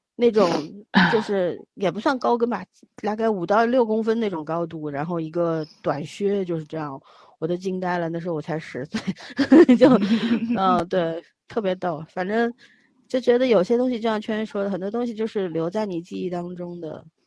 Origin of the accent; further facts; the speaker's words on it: Beijing, China; 那时候在北京，小时候在北京生活嘛